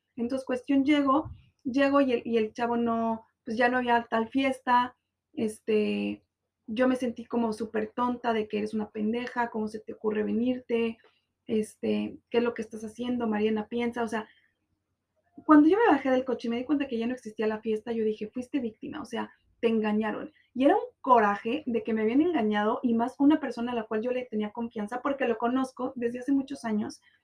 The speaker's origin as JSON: {"language": "Spanish", "town": "Guadalajara", "region": "Jalisco", "country": "Mexico", "tie": "born or raised there", "moved": "yes", "lives_now": "Cancún, Mexico", "said": "amigos de mi, de mi tierra"}